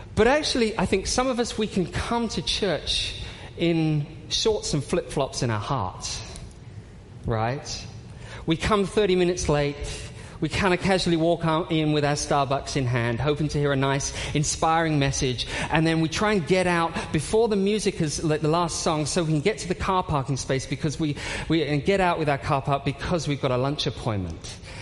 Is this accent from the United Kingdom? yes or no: yes; United Kingdom; I'm British